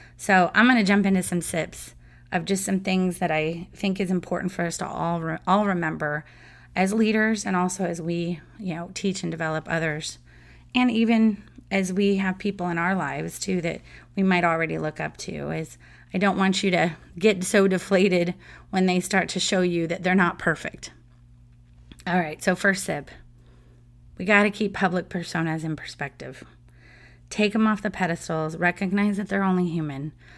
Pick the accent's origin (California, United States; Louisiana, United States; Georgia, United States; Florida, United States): California, United States; San Diego; I grew up in San Diego and grew up in a huge Padres fan family